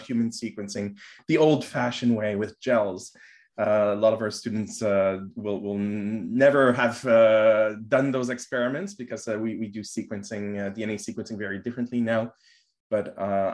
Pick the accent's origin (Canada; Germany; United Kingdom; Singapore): Canada; Montreal, Quebec; I'm born in Montreal. I was raised in Montreal